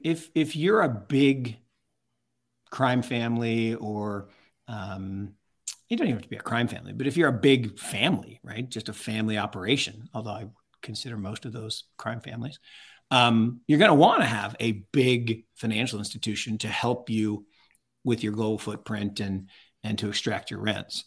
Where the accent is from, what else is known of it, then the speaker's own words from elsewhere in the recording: Seattle, Washington, United States; I grew up in Seattle